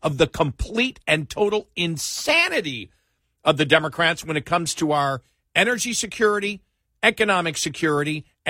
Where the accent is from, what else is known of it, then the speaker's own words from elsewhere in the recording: Buffalo, New York, United States; moved away; I know. I grew up in Buffalo.